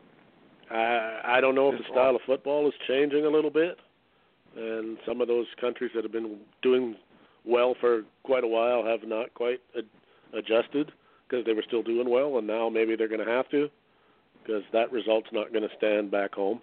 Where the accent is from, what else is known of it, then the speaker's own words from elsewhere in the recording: Canada; I'm Canadian